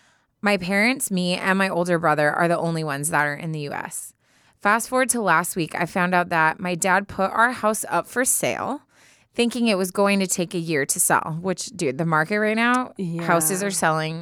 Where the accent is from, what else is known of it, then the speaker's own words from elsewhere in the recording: Chicago, Illinois, United States; also born or lived in Michigan; now in Boston, United States; I was born and raised in Chicago, but I've lived in Boston for the past 4 years for work after graduating college in Michigan in 2019.